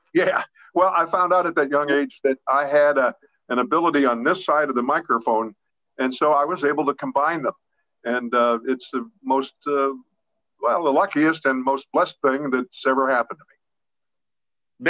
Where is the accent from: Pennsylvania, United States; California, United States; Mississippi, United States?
Pennsylvania, United States; Pittsburgh; I'm from the Garfield section of Pittsburgh